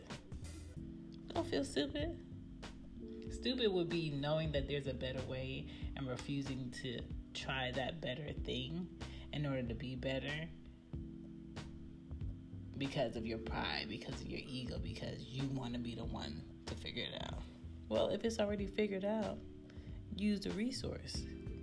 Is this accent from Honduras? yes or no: no; Jamaica; I'm Jamaican